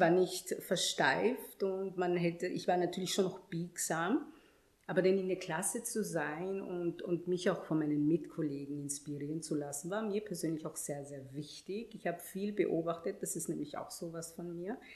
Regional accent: Vienna, Austria; also born or lived in Ghana; ab meinem fünften Lebensjahr war ich dann tatsächlich hier und bin dann zur Schule gegangen und ich meine, ich muss auch ehrlich sagen, ich bin und fühle mich als Wienerin, immer schon gewesen

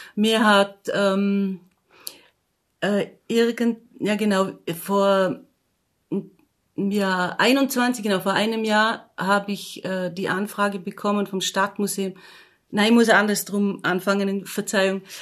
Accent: Austria; von dem Ort, wo ich aufgewachsen bin, nämlich in Dormien

